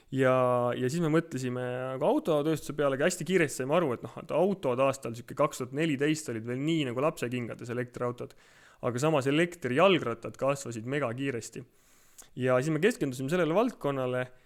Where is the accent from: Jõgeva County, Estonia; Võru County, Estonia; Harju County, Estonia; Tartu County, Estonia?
Tartu County, Estonia; Tartu; ma olen Tartust pärit